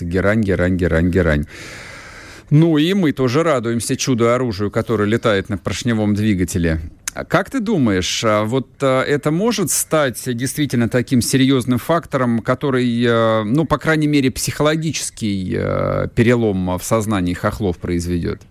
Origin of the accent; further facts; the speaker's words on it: Moscow, Russia; я в данном случае, как москвич